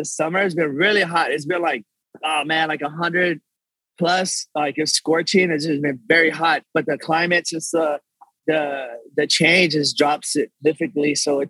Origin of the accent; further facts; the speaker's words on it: Texas, United States; Born and raised, yes.